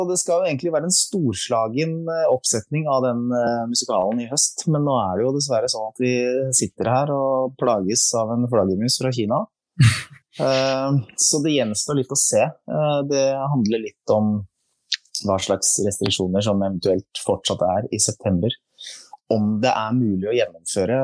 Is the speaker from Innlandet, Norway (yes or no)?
no; Skien, Telemark, Norway; Jeg kommer fra Skien. Vi prata egentlig, egentlig litt breiere der jeg kommer fra